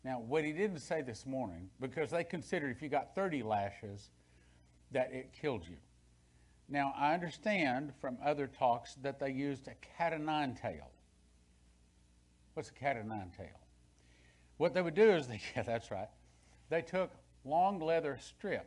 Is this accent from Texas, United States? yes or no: yes; West Texas, United States; when I was a kid, growing up in West Texas